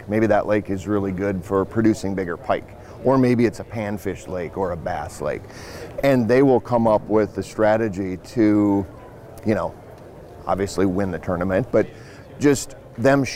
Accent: Fargo, North Dakota, United States; my hometown in Fargo, in West Fargo

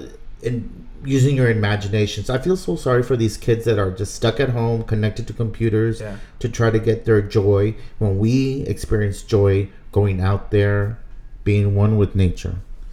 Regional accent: South Texas, United States; moved away; So, we grew up in a beautiful part of Texas. It's like a delta, right by the Rio Grande River. A lot people, when they think of like South Texas, they just think flatlands, mesquite trees, yeah. Not much to offer.

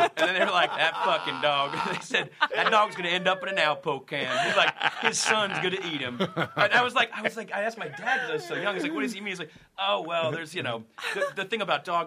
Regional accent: Dallas, Texas, United States; moved away; As a kid growing up in Dallas

